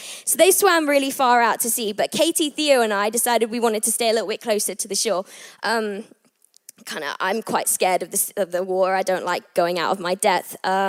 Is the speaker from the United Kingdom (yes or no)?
yes; England, United Kingdom; also born or lived in Abu Dhabi / Thailand / United States; I was born in Abu Dhabi. Then I moved to Thailand, and then I moved to America. And then I finally ended up here in England, where I am originally from, which is really exciting.